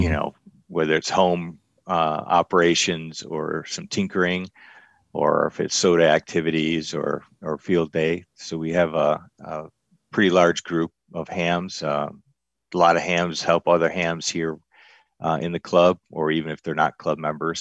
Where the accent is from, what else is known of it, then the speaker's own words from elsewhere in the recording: Michigan, United States; moved away as an adult; now in Arizona, United States; I'm a transplant. I'm originally from Michigan. So I've been out in Arizona and the West for about the last forty years